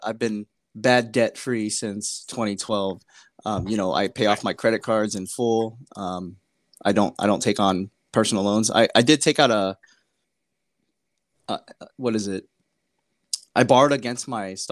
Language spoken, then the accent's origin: English; California, United States; I'm originally from California